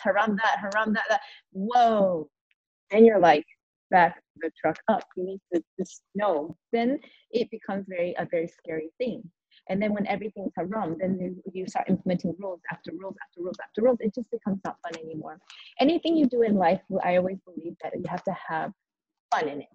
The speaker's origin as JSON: {"language": "English", "country": "United States", "moved": "yes", "said": "I'm an American"}